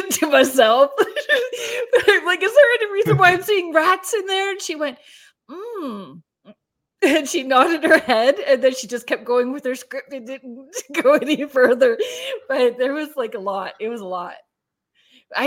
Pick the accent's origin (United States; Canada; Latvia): Canada; Sault Ste. Marie, Ontario; I'm from Sault Ste. Marie.